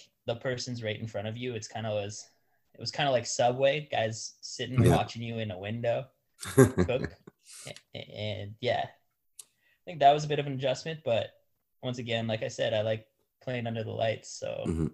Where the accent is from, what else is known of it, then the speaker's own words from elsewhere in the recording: Regina, Saskatchewan, Canada; also born or lived in Alberta / Edmonton; now in British Columbia, Canada; I was born in Regina